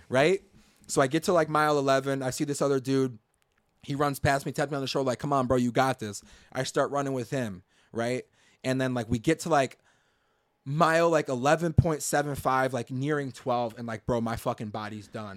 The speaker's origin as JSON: {"language": "English", "town": "Chicago", "region": "Illinois", "country": "United States", "said": "I'm from the Chicago area"}